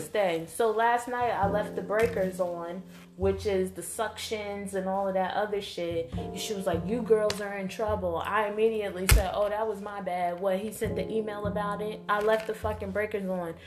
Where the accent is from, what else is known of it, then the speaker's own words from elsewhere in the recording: United States; me being an American